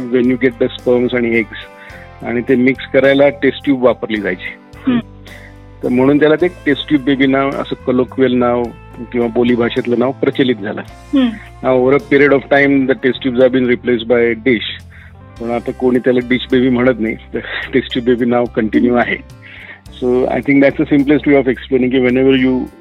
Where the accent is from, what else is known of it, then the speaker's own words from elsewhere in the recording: Nashik, Maharashtra, India; also born or lived in United Kingdom; मी basically मूळचा नाशिकचा आहे बॉर्न ब्रॉटअप इन नाशिक